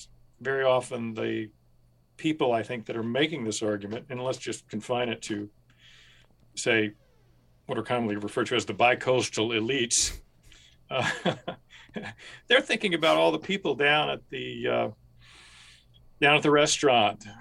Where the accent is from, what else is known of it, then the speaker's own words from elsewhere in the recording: rural Kentucky, United States; growing up in rural Kentucky